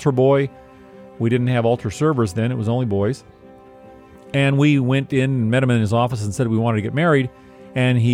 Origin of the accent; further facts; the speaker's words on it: Los Angeles, California, United States; I grew up in Los Angeles